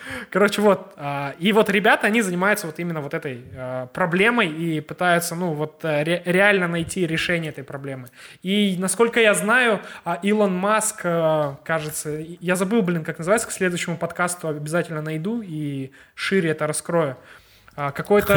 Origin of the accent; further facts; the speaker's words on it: Kazakhstan; мы из Казахстана ребята